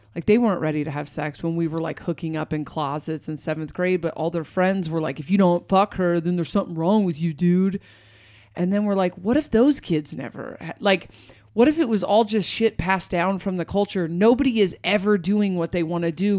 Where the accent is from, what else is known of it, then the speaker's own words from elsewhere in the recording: Portland, United States; I'm from Portland